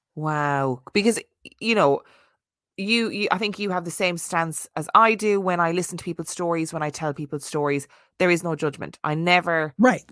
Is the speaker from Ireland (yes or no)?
yes; Ireland; being Irish Catholic